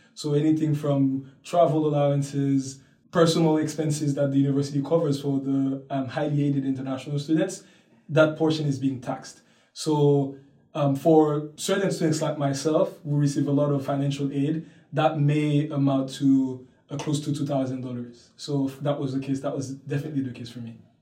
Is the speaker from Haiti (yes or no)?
yes; Port-au-Prince, Ouest, Haiti; moved away as an adult; now in Princeton, United States; I was born and raised in Port au Prince, Haiti